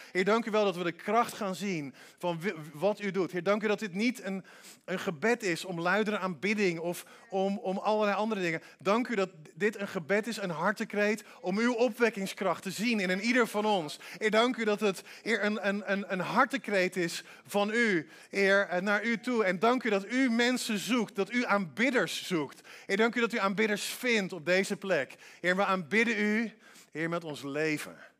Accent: Netherlands; Wij denken als Hollanders

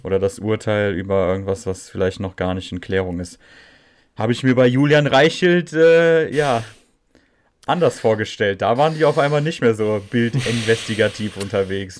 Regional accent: Netherlands; ich als Holländer

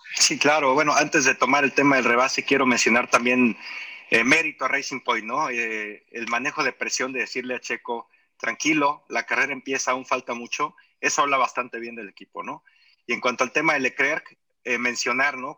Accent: Mexico; como aficionado mexicano

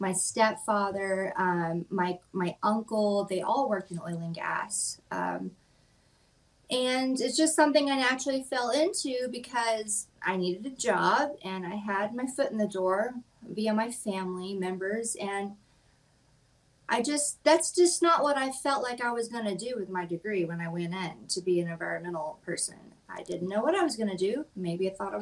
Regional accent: West Texas, United States; moved away as an adult; also born or lived in Odessa, Texas; now in Kentucky, United States; I live in Kentucky currently for the past 6 years, but I am from Texas. I'm from West Texas

